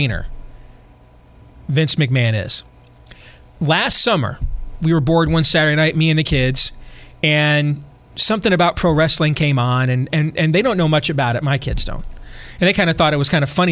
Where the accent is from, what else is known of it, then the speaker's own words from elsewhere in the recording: hometown in the Grand Rapids area, Michigan, United States; Hacksaw Jim Duggan was the main event in my hometown